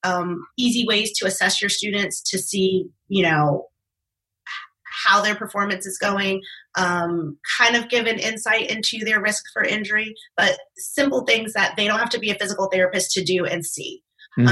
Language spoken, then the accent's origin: English; East Coast, United States; now in Arizona, United States; I'm originally from the East Coast